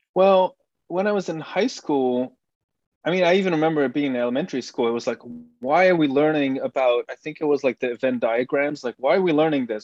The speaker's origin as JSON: {"language": "English", "country": "Belgium", "tie": "born or raised there", "first_language": "Dutch", "second_language": "English", "moved": "as an adult", "said": "I, grew up in Belgium. I lived there more or less until 2014"}